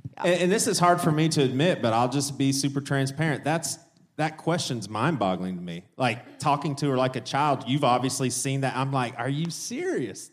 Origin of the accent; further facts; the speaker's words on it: the South, United States; we grew up in the South